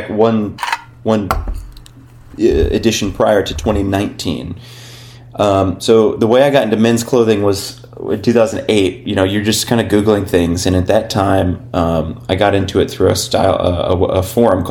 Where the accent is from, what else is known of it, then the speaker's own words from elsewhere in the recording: Berne, Indiana, United States; now in Cincinnati, United States; having grown up in Indiana